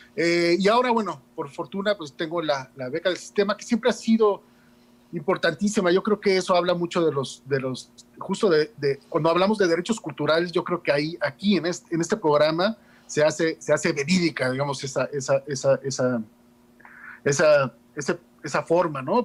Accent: Juchitán, Oaxaca, Mexico; esa casa de la cultura donde yo crecí, Juchitán

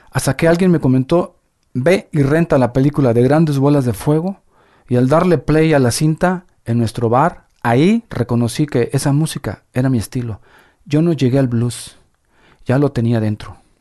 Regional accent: Ciudad Valles, San Luis Potosí, Mexico; Nací y crecí en Ciudad Valle San Luis Potosí, hasta la secundaria. Luego, a los 16 me voy a San Luis Potosí

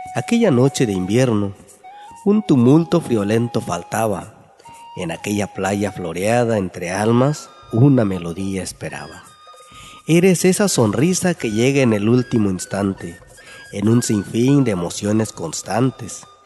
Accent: San Mateo del Mar, Oaxaca, Mexico; first language Ombeayiüts (Huave); Spanish is a second language; soy originario de San Mateo del Mar, hablante del Ombiayetz

